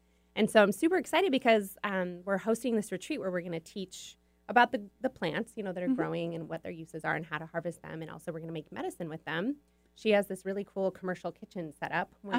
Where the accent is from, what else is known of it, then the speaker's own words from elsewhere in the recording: Polson, Montana, United States; moved away; I grew up near Polson, Montana, on the south end of Flathead Lake, northwest Montana.